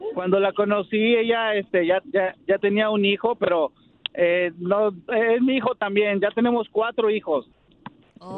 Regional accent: Mexico City, Mexico; now in Santa Clara, United States; yo soy de la Ciudad de México y este radico aquí en Santa Clara, California

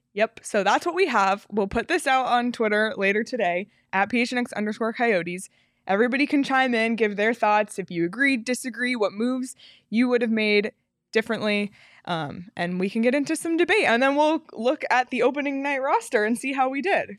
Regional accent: Toronto, Ontario, Canada; I'm from Toronto

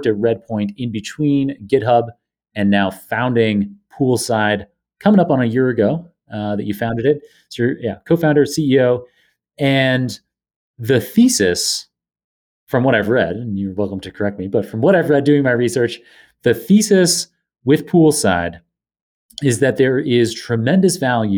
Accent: Canada; now in New York, United States; my home nation

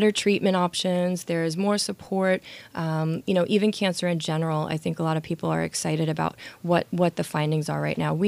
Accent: New York City, New York, United States; born and raised in Brooklyn

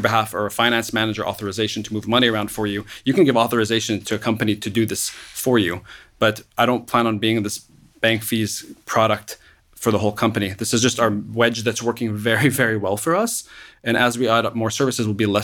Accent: Lebanon; now in United States; I grew up in Lebanon, tumultuous environment.

